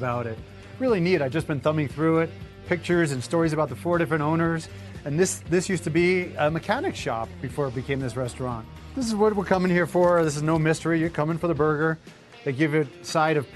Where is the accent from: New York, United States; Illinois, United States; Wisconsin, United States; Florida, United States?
New York, United States; Long Island; moved away; a diner like what I grew up with on Long Island